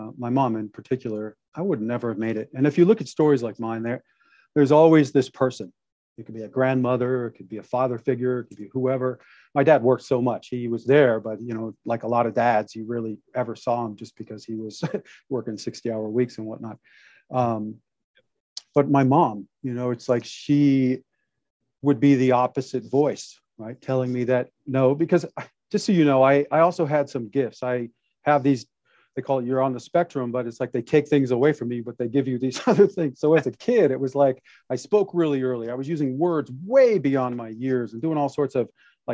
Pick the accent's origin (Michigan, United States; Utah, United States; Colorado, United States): Michigan, United States; Detroit; now in Santa Clarita, United States; I was born in Detroit, Michigan